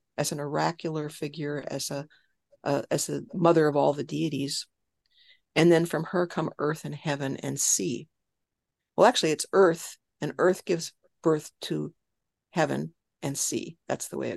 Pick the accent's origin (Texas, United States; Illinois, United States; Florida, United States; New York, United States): Illinois, United States; West Chicago; I grew up in Illinois